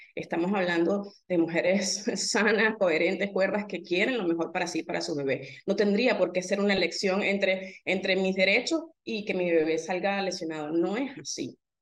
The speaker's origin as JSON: {"language": "Spanish", "country": "Venezuela"}